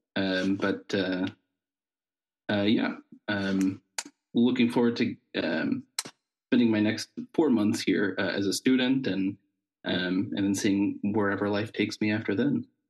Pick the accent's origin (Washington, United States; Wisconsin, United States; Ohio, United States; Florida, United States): Ohio, United States; Southern; moved away as an adult; now in Tübingen, Germany; where I'm from in Ohio is, is a part of the Appalachian region of the United States